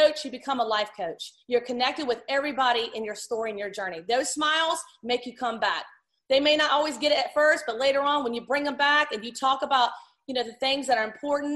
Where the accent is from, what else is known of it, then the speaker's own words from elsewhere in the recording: Virginia, United States; I'm from Virginia.